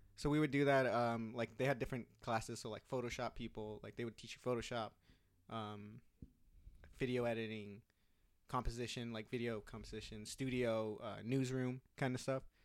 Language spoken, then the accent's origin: English; Newark, California, United States; also born or lived in San Jose; where I grew up in the East Bay